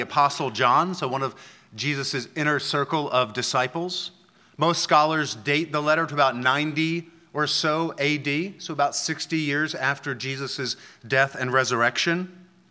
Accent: Philadelphia, Pennsylvania, United States; moved away; I'm from Philadelphia

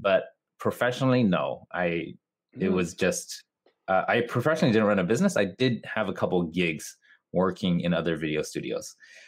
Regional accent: Tokyo, Japan; English is a second language; A lot of people think I'm American or Canadian because of my accent, but I am Japanese, born and raised in Japan.

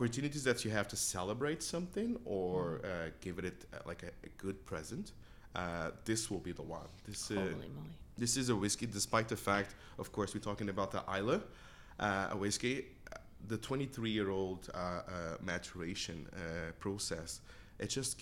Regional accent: Portugal; moved away as an adult; also born or lived in Lanzarote, Spain / Chester, England; growing up in Portugal

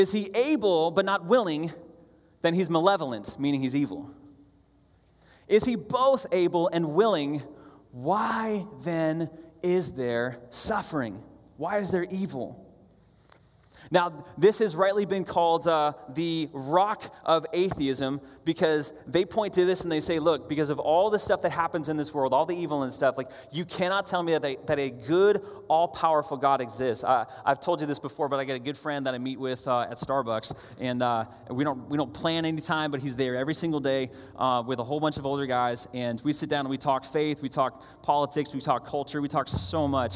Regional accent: New Hampshire, United States; I grew up in New Hampshire

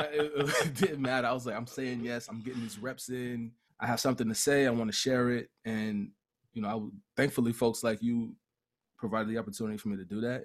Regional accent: Mount Vernon, New York, United States; also born or lived in Cleveland, Ohio; Moved to Mount Vernon, New York when I was young

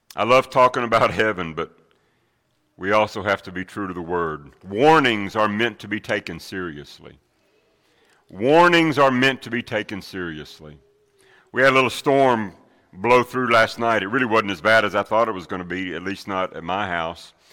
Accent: Middle Tennessee, United States; Growing up in Middle Tennessee

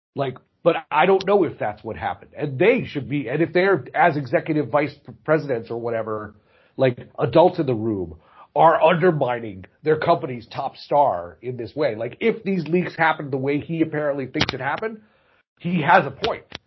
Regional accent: Chicago, Illinois, United States; I am a Chicagoan

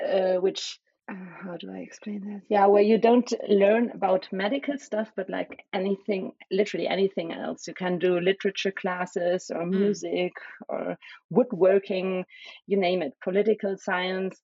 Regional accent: small village near Cologne, North Rhine-Westphalia, Germany; first language German and Spanish; English is a second language; also born or lived in Berlin; So I was born in Berlin, the capital of Germany, but I grew up in a kind of small village near Cologne, which is in the center west of Germany

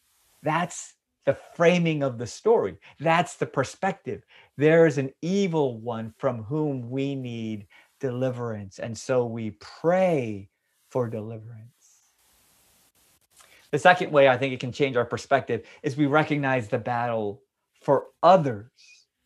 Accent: United States; It's not my experience. I grew up in America where we've enjoyed religious freedom and we've never been persecuted here.

